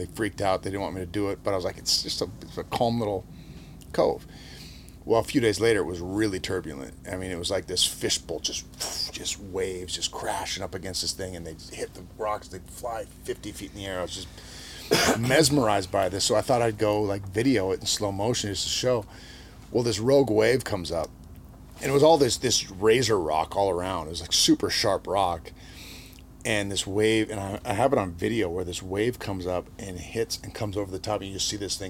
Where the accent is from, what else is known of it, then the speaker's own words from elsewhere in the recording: Minot, North Dakota, United States; moved away; Growing up in North Dakota, we're about as far from any ocean as you can get